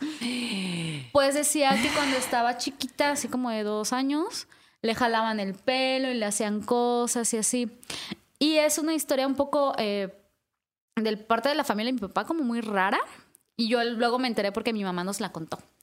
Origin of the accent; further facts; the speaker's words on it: Yucatán Peninsula, Mexico; moved away; also born or lived in northern Veracruz; al menos de donde yo soy, que es la península de Yucatán, eso sí es muy común. O sea, como que desde niños nos platican historias de, los duendes.